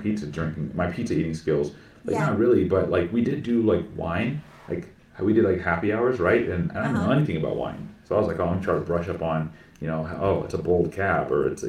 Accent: Plano, Texas, United States; also born or lived in Austin, Texas; I grew up in Plano, Texas.

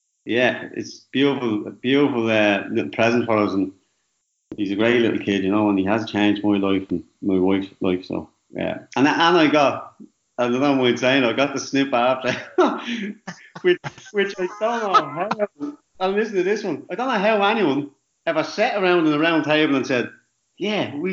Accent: Dublin, Leinster, Ireland; also born or lived in Scotland; But I grew up in Darndale. I lived there for about 10 years.

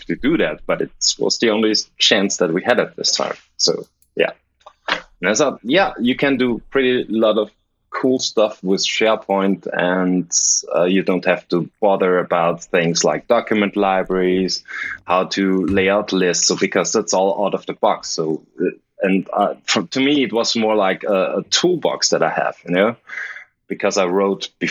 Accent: Linz, Upper Austria, Austria; moved away as an adult; now in Vienna, Austria; my hometown Linz

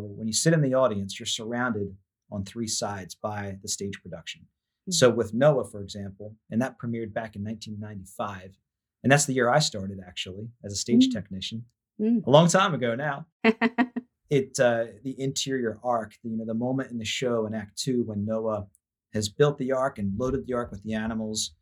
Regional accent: Manheim, Pennsylvania, United States; also born or lived in Strasburg, Pennsylvania; I was born and raised in Mannheim, Pennsylvania, just a small industrial town not far from Strasburg, which is where I live now

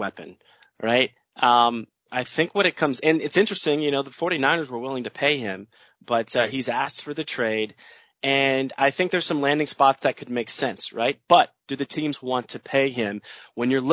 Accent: Cleveland, Ohio, United States; I'm a kid from the Cleveland area

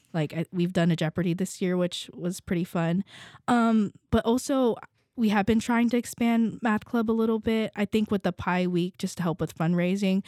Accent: Las Vegas, Nevada, United States; moved away as an adult; now in Kentucky, United States; I'm from Vegas

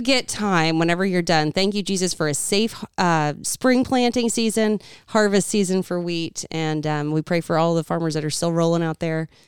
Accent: United States; I'm an American.

